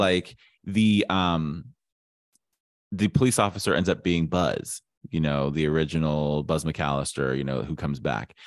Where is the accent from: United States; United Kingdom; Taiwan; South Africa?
United States; Ohio; growing up in Ohio